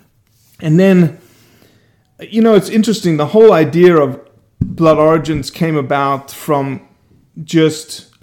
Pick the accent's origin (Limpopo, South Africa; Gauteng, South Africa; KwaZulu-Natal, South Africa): Gauteng, South Africa; Johannesburg; moved away as an adult; also born or lived in Brazil / Oxford, Mississippi; now in Bay St. Louis, United States; I grew up in Johannesburg, 8.5 million people